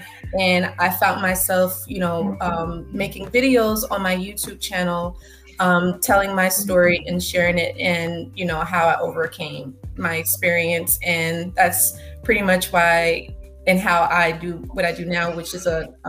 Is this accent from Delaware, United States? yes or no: yes; Delaware, United States; also born or lived in California; I'm 32 years old. I'm from Delaware. I did move around throughout my life. I lived in California for 11 years and then spent some time out of the country in Jamaica